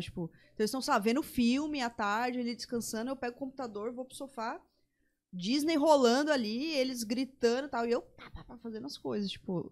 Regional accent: São Paulo, Brazil; moved away as an adult; now in Campo Grande, Brazil; Eu que nasci em São Paulo, vivi lá a vida inteira.

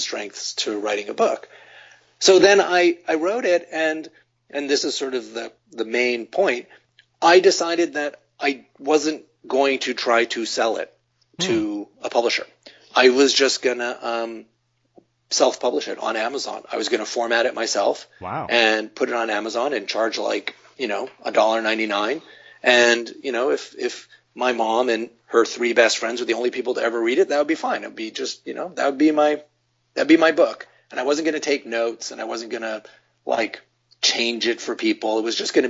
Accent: New York, United States; I grew up in New York

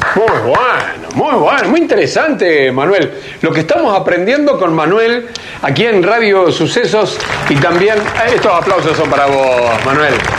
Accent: Argentina

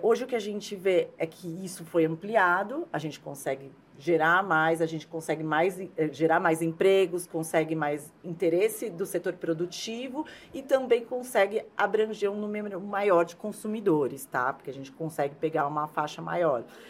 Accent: São Paulo, Brazil; eu sou de São Paulo

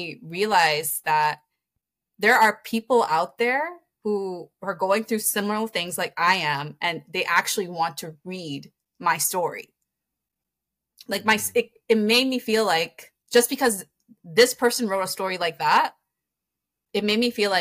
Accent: Toronto, Ontario, Canada; I grew up in Scarborough

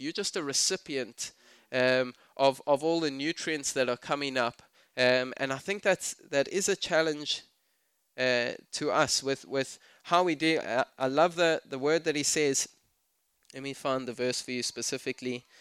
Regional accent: South Africa; I'm South African

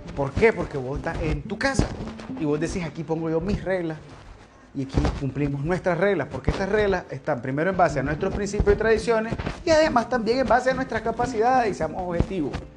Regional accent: Nicaragua; lo que somos, nicaragüenses

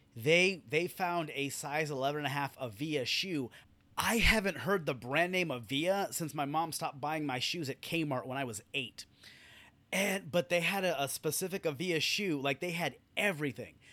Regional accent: California, United States; And I'm born and raised in California.

